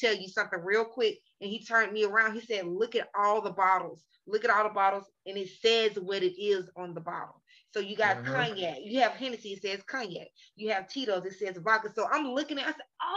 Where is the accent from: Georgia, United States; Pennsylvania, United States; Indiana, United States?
Georgia, United States; Atlanta; I'm from Atlanta.